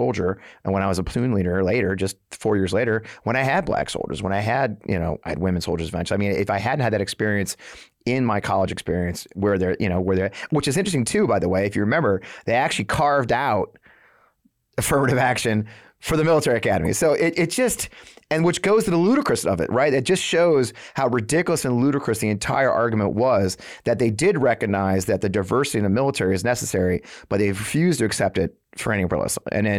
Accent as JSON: {"language": "English", "region": "Missouri", "country": "United States", "tie": "born or raised there", "said": "I mean, I grew up in this in Missouri, and I went to West Point."}